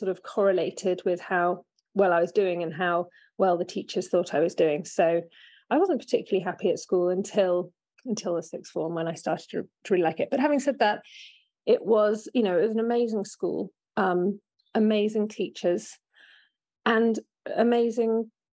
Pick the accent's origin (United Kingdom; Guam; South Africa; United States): United Kingdom; Oxford, South East England; I grew up in Oxford